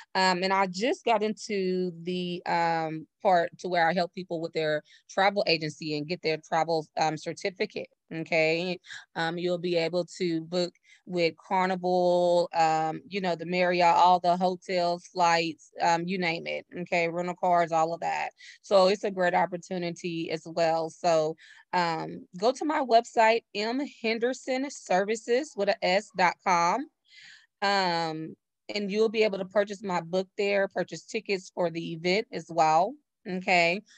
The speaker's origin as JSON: {"language": "English", "town": "Navasota", "region": "Texas", "country": "United States", "lives_now": "Houston, United States", "said": "I'm originally from Navasota, Texas, which is like the outside hour away from Houston, Texas, where I currently reside"}